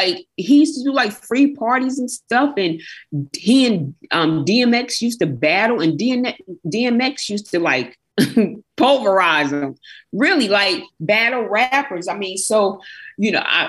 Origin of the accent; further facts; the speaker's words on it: New Jersey, United States; I'm from Jersey, but I'm only 30 minutes from New York. Okay. Like that GWB, George Washington Bridge. Mm-hmm. I'm only like not even 30 minutes.